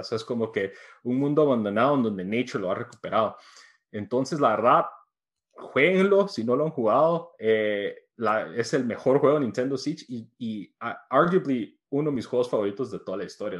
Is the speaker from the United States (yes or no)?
yes; New York City, New York, United States; viviendo en Nueva York, que crecí en The Bronx